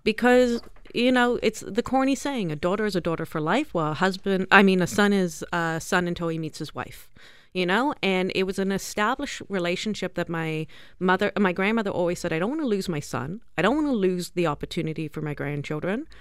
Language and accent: English; South Africa; now in Canada; the whole family, including the two of us that you see in front of you, are born, raised in South Africa.